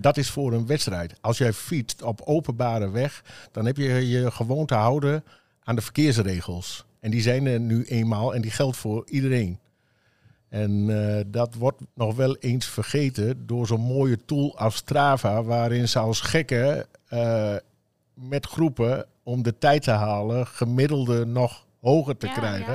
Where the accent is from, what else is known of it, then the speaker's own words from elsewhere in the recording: Emmen, Drenthe, Netherlands; ik kom zelf uit Emmen